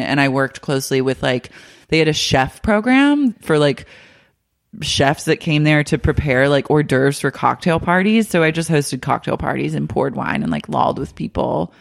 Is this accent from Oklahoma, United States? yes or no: yes; Oklahoma, United States; now in West Hollywood, United States; Growing up in Oklahoma